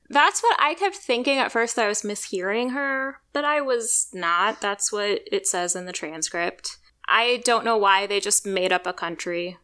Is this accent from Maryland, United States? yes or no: yes; Bethesda, Maryland, United States; I'm from Bethesda